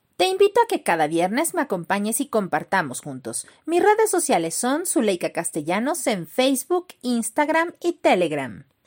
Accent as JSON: {"language": "Spanish", "region": "Mexico City", "country": "Mexico", "said": "nuestra ciudad chilanga"}